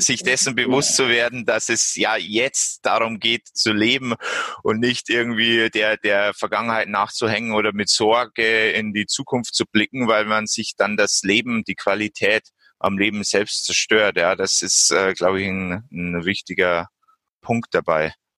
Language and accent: German; Bavaria, Germany; bei uns in Bayern